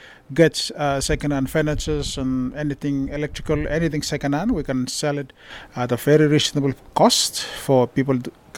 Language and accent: English; Vanuatu; now in Bourke, Australia; Well, I'm from Vanuatu, and I came to Australia 7 years ago.